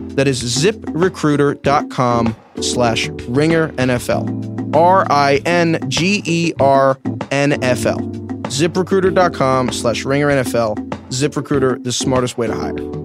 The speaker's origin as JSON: {"language": "English", "region": "New York", "country": "United States", "said": "I'm from New York"}